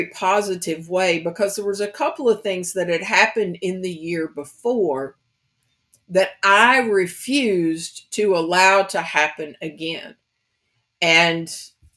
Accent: Kentucky, United States; now in New Orleans, United States; I'm from Kentucky, so it's the country girl version of it.

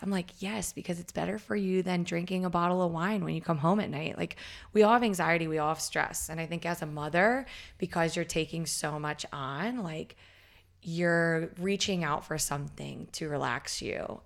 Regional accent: Southeast Virginia, United States; I was growing up in Southeast Virginia

